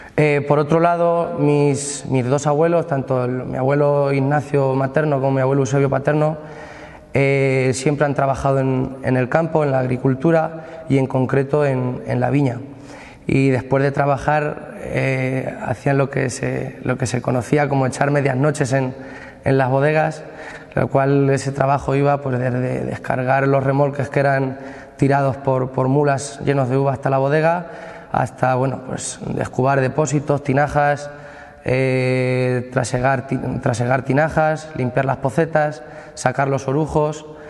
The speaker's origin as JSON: {"language": "Spanish", "town": "Socuéllamos", "region": "Castilla-La Mancha", "country": "Spain", "tie": "born or raised there", "said": "la localidad de Socuéllamos, el cual es nuestro pueblo natal"}